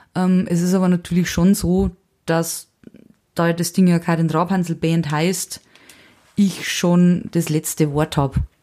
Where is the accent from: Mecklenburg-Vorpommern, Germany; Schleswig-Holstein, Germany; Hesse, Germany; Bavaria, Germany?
Bavaria, Germany; Saldenburg; moved away as an adult; also born or lived in Hutthurm; now in Nuremberg, Germany; aufgewachsen, aber in Traubmannsdorf, das ist die Gemeinde Saldenburg